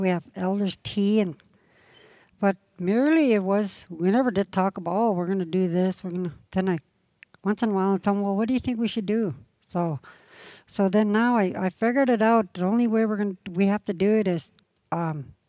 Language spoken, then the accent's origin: English; Blueberry River, British Columbia, Canada; We grew up on Blueberry River.